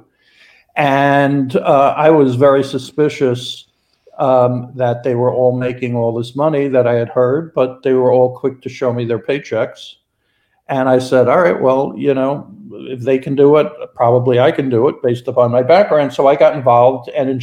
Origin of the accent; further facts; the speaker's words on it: New York, United States; now in Los Angeles, United States; I'm from New York and, I worked on Wall Street in the mid-80s